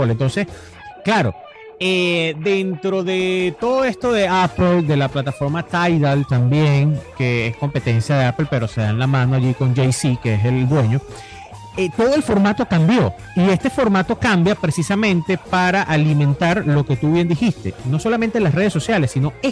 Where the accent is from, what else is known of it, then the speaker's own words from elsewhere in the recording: Venezuela; Nosotros, nosotros que venimos de la Venezuela de Chávez